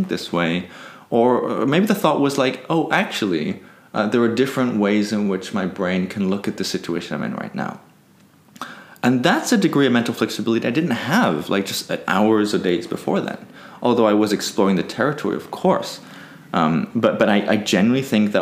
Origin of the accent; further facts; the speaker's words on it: Peru; I grew up in Peru.